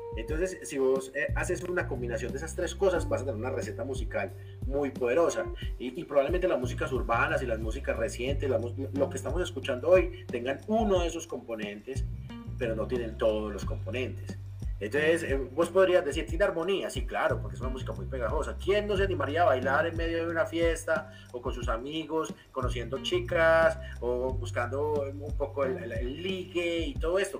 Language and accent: Spanish; Medellín, Antioquia, Colombia; los que somos de barrio de Buenos Aires, yo soy